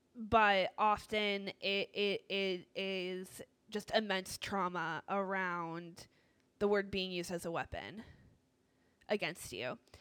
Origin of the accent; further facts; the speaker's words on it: Northeast, United States; I am from the Northeast